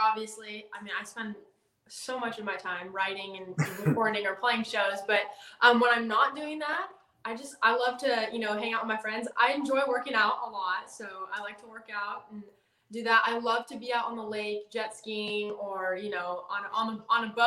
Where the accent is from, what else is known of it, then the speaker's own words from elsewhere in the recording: Southern California, United States; moved away as an adult; also born or lived in Colorado / Nashville / Texas; born and raised in Southern California, like an hour north of San Diego